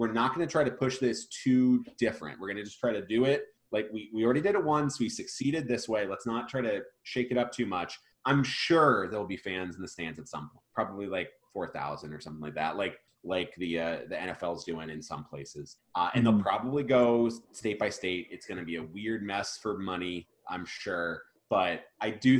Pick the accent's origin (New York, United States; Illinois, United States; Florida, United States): Florida, United States; New Port Richey; I was born in Florida. I was born in Newport Richey, so fifth generation Floridian, and all my family's from the kind of the Tampa Bay area